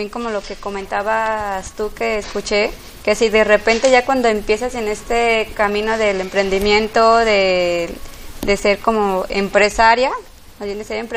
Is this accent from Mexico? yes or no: yes; Guadalajara, Jalisco, Mexico; born there; tengo 36 años, soy aquí me nací en Guadalajara